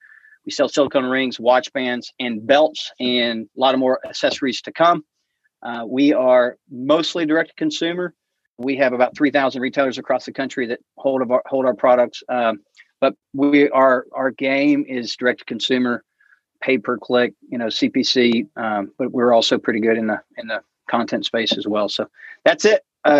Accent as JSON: {"language": "English", "region": "Alaska", "country": "United States", "tie": "born or raised there", "said": "So I grew up living in Alaska seasonally. My family lived there, moved there in the 60s, and then we were in tourism."}